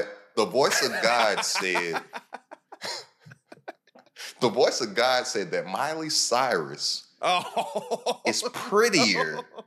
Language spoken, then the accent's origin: English; Lexington, Kentucky, United States; I'm from Kentucky, bro. I'm from Lexington, Kentucky.